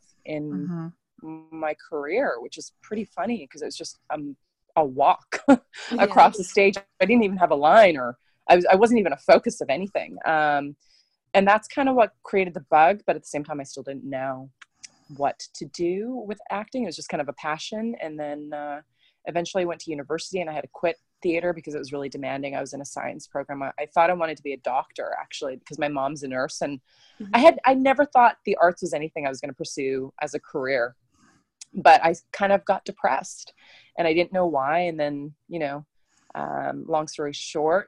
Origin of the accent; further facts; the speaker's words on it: west coast of Canada, British Columbia, Canada; I'm a Canadian actress that's been raised on the west coast of Canada in a city. I live in a city called Vancouver